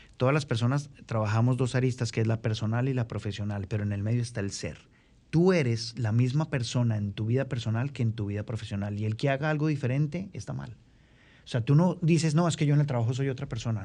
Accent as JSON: {"language": "Spanish", "region": "Bogotá", "country": "Colombia", "moved": "as an adult", "lives_now": "Santo Domingo, Dominican Republic", "said": "yo vengo de, vengo de Bogotá, en el cual, ciudad donde viví 35 años"}